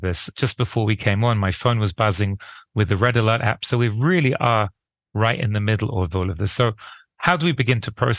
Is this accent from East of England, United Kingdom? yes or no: no; London, United Kingdom; now in Israel; I'm from London originally.